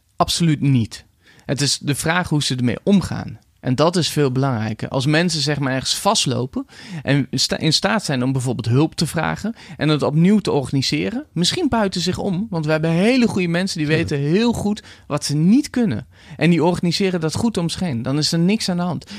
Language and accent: Dutch; Netherlands; als bevolking, als Nederlanders.